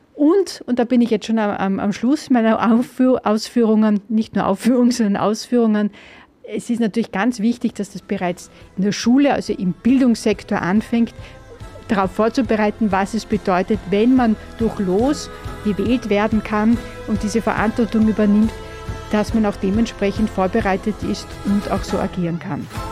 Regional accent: Austria; bei uns in Österreich

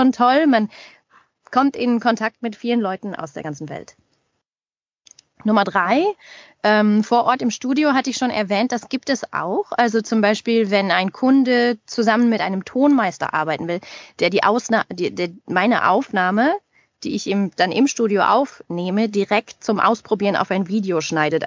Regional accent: Germany; moved away as an adult; also born or lived in Paris, France / Montreal, Canada; now in Toronto, Canada; als Deutsche im Ausland

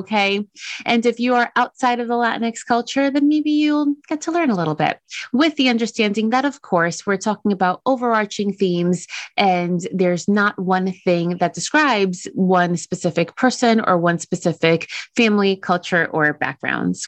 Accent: Dominican Republic; I'm from Dominican Republic

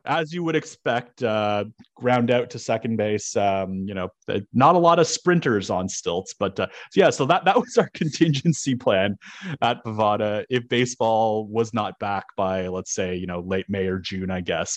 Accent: Toronto, Ontario, Canada; moved away; I'm originally from Toronto

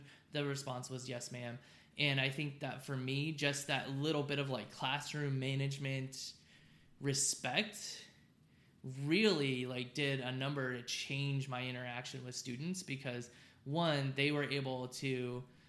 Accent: Southern California, United States; now in Texas, United States; I grew up in Southern California

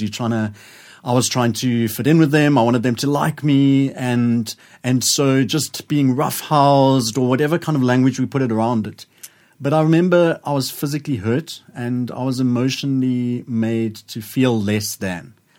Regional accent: Johannesburg, Gauteng, South Africa; I was growing up in Joburg

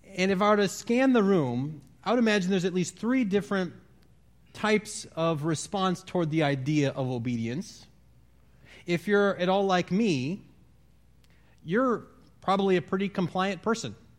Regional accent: Wisconsin, United States; moved away; I'm from Wisconsin

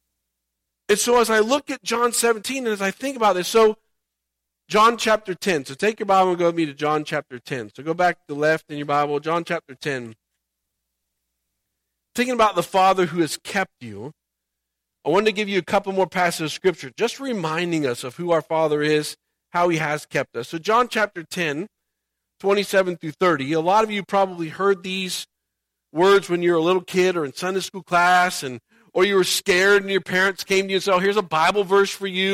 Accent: Indiana, United States; moved away; I grew up in Indiana

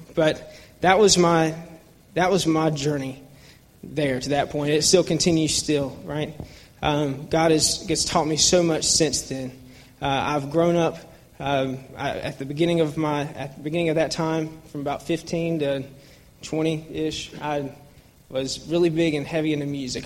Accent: Atlanta, Georgia, United States; I grew up in Buckhead, Georgia

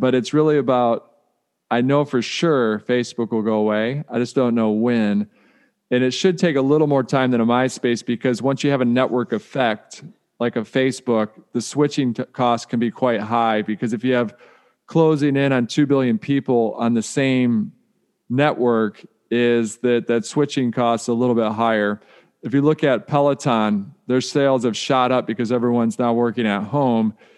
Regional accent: Detroit, Michigan, United States; I grew up in Detroit

